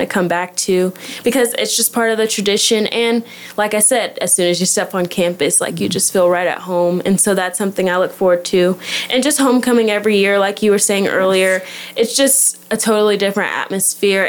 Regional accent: Dallas, Texas, United States; moved away as an adult; I am from Dallas

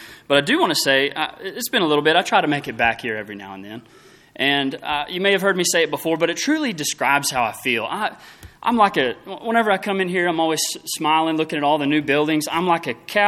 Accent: Throckmorton, Texas, United States; I was raised in Throckmorton, very small town.

